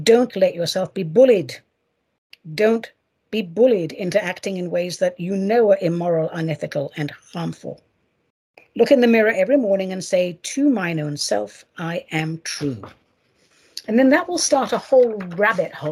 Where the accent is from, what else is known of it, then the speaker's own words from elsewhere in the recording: United States; I should call it as an American